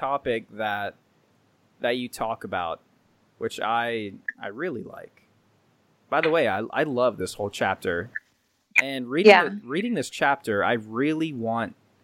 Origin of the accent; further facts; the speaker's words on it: Indiana, United States; We're from Indiana